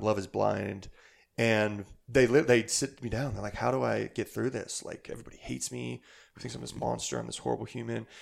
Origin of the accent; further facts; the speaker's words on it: Bailey, Colorado, United States; also born or lived in Hastings, Nebraska / Denver, Colorado; grew up here in Colorado, small, small mountain town, uh, Bailey, Colorado